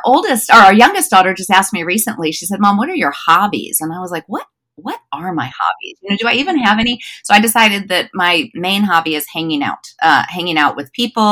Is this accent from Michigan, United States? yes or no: no; Wichita, Kansas, United States; now in North Georgia, United States; I grew up in Kansas.